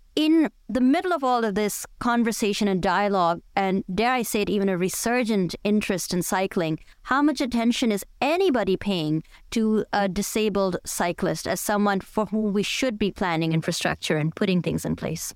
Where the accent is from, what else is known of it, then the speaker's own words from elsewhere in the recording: India; now in Toronto, Canada; I grew up in India